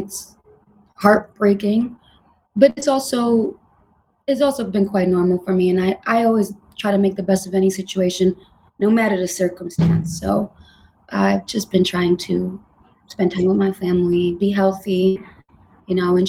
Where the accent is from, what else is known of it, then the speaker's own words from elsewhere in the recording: New York City, New York, United States; I was raised in Manhattan in the Bronx.